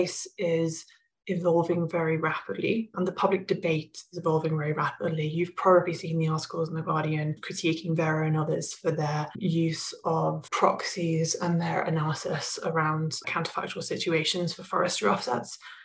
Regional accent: England, United Kingdom; moved away as an adult; also born or lived in Rocky Mountains, Canada; now in Canada; I was born and raised in England and moved out to Canada, to the Rocky Mountains several years ago.

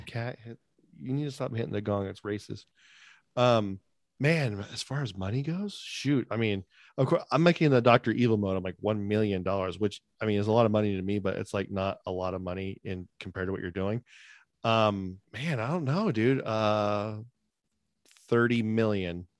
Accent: United States; I'm American

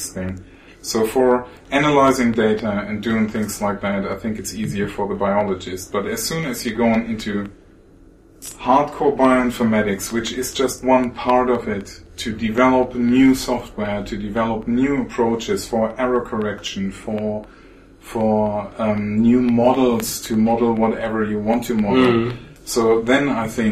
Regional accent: West Germany, Germany; moved away as an adult; also born or lived in Greifswald, Germany; I came from the West and then went into the East to study there.

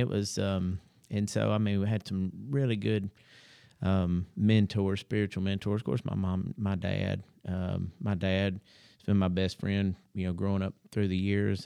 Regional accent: Huntsville, Alabama, United States; I was born and raised here in Huntsville

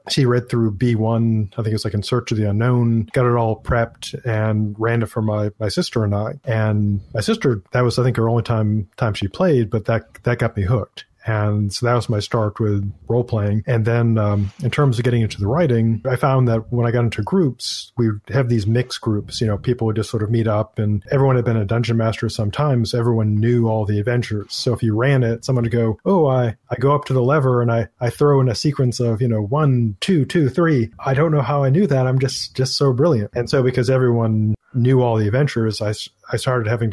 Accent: Maine, United States; I'm from Maine

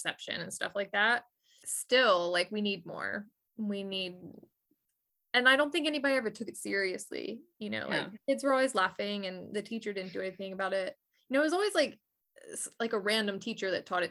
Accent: Delaware, United States; now in Georgia, United States; I'm from Delaware, I'm not from Georgia.

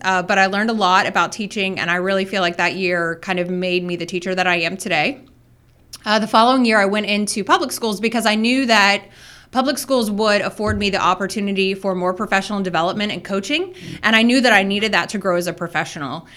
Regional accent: South Florida, United States; moved away; I started teaching, uh, at a private school in my hometown

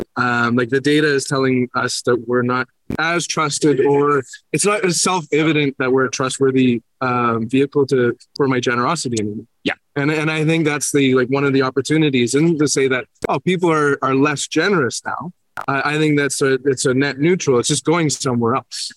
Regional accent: Canada; I'm from Canada

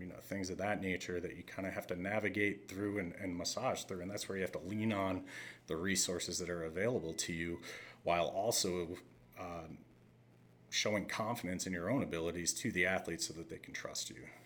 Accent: just outside of Scranton, Pennsylvania, United States; growing up in Pennsylvania, just outside of Scranton

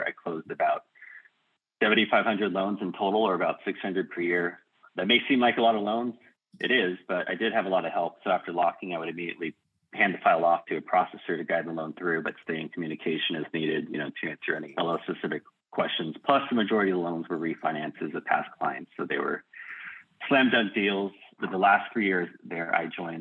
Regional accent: Burlingame, California, United States; my hometown of Burlingame

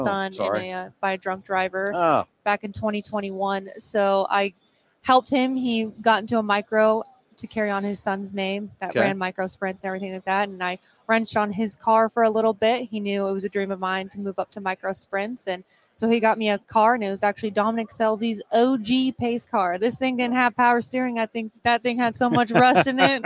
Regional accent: Arizona, United States; now in Oklahoma, United States; I'm from Arizona originally.

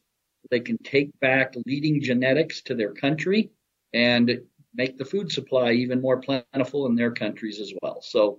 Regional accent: Colorado, United States; I grew up in Colorado. There isn't anyone that grew up in this state that did not come to the National Western Stock Show.

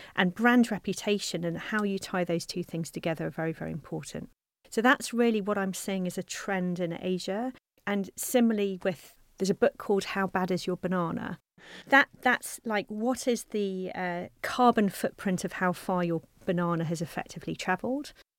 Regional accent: South Coast of England, United Kingdom; I'm from the South Coast. of England

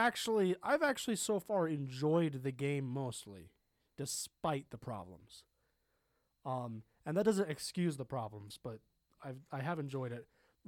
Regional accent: Los Angeles, California, United States; I grew up in Los Angeles and we just like snack on that shit.

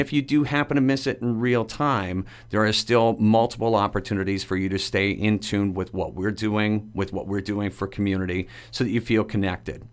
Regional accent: Dresden, Ontario, Canada; growing up in Dresden, Ontario

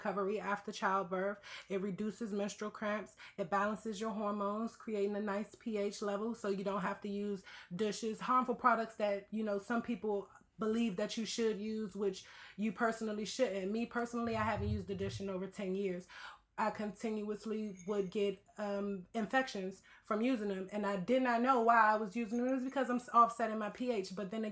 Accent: Washington, District of Columbia, United States; moved away as an adult; now in Los Angeles, United States; I did not grow up in Los Angeles. I grew up in Washington, D.C. So I just recently moved to Los Angeles

